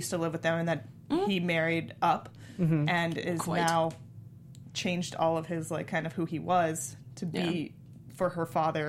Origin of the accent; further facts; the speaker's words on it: San Francisco, California, United States; moved away; And I'm from San Francisco, and definitely now if you live in San Francisco